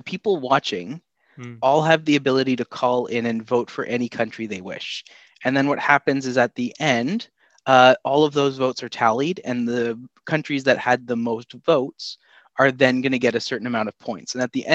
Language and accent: English; Canada; I am from Canada